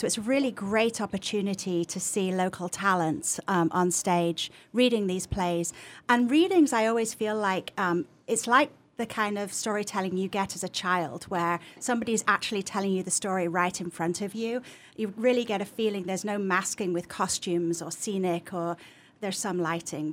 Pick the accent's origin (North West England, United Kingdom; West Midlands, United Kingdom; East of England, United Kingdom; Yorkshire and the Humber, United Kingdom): Yorkshire and the Humber, United Kingdom; Leeds; accent: English; moved away as an adult; also born or lived in Massachusetts; now in Northampton, United States; I'm from the north of England originally.